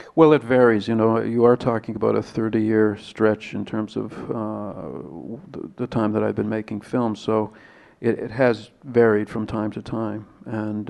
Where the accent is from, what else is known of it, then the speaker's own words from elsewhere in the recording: Canada; being Canadian